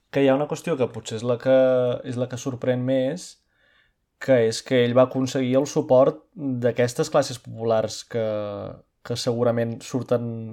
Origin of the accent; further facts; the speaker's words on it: Brazil; now in Barcelona, Spain; com a brasiler que, que ho veu des de fora